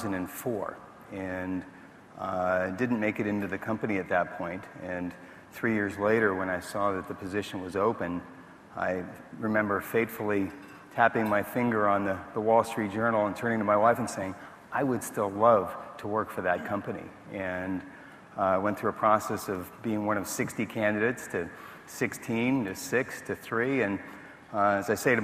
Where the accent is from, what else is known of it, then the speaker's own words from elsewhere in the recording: Netherlands; also born or lived in Seattle, United States; So I was born in the Netherlands, grew up between there and Seattle, Washington.